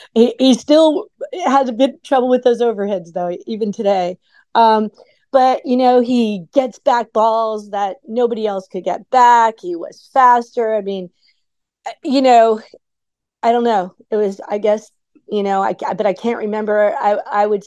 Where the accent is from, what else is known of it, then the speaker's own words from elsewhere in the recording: South Florida, United States; I grew up in South Florida.